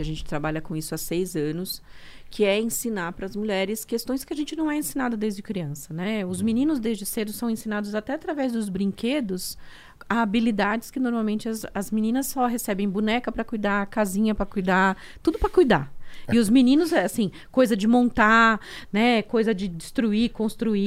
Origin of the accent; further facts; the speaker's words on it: Diadema, São Paulo, Brazil; also born or lived in Alagoas; nasci no sertão de Alagoas, com todas aquelas. aquelas eu uhum, brinco que eu sou um é. kit diversidade, né? Eu sou um kit diversidade. e fui criada em Diadema